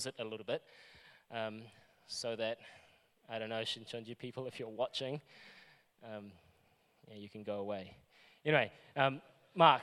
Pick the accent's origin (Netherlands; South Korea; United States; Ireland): South Korea; moved away; I'm from South Korea.